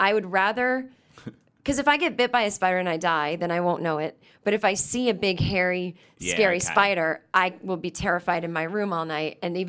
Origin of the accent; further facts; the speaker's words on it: Los Angeles, California, United States; I'm from Los Angeles, so I've seen beaches and sun. Although I don't live anywhere near the beach